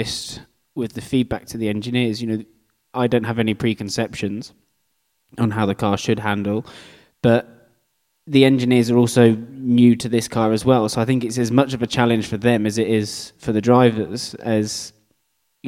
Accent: United Kingdom; being British, I grew up driving in slicks in the rain

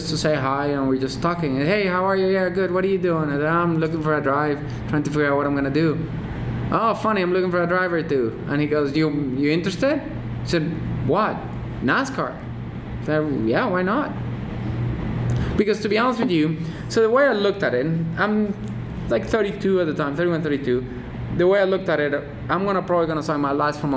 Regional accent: England, United Kingdom; I grew up in England, so I knew so like when you could start racing in Europe, you get to Silverstone. That's like my home race

